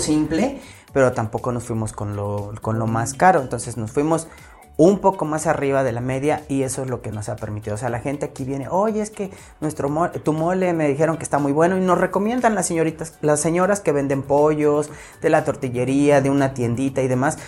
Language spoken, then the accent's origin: Spanish; Mexico; como buen mexicano